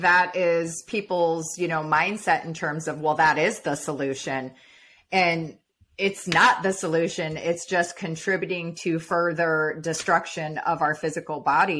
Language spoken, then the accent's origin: English; Midwest, United States; We ate hot dogs, all the stuff, Kool-Aid, right? Sweet tea. I grew up in the Midwest.